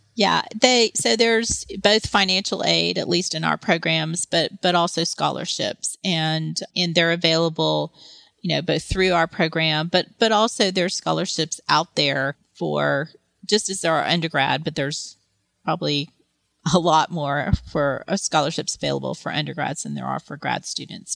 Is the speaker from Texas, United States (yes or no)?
yes; Texas, United States; moved away as an adult; where I grew up in Texas